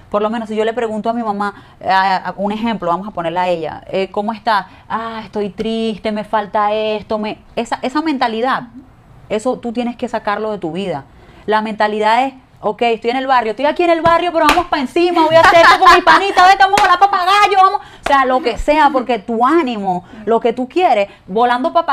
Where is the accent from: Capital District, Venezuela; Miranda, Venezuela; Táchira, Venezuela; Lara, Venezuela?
Miranda, Venezuela; Petare; born there; por lo menos yo nací en Petare